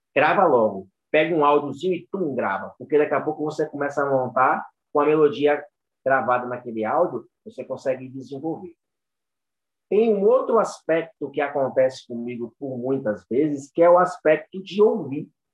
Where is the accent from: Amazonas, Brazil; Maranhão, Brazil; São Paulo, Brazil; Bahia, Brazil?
Bahia, Brazil; Itabuna; Aqui em Itabuna, né? Bahia, sul da Bahia. E fui treinando capoeira, né? Aqui a gente sempre teve um, um, uma característica de muito treino, pessoas muito famosas que saem da minha cidade